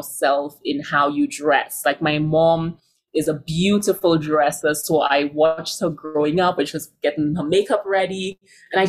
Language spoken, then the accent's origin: English; St. Lucia; also born or lived in New York / San Francisco / London; now in Denver, United States; that I grew up with in St. Lucia